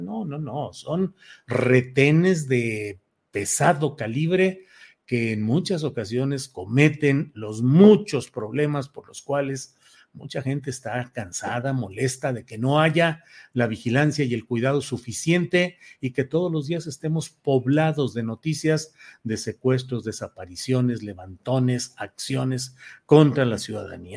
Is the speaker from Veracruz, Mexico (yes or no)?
no; Torreón, Coahuila, Mexico; now in Zapopan, Mexico; yo nací en Torreón, Coahuila